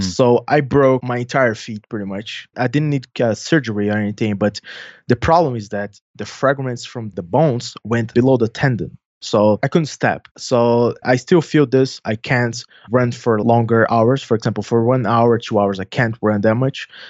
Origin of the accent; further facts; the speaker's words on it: São Paulo, Brazil; accent: Brazilian Portuguese; English is a second language; I'm from South America. My family is mainly from Italy, so I have a little bit of accent